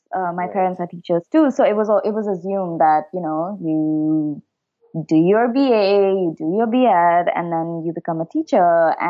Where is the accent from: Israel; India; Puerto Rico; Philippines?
India; Dehradun, Uttarakhand; moved away as an adult; also born or lived in Shimla / Mumbai; now in San Francisco, United States; I grew up in Dehradun.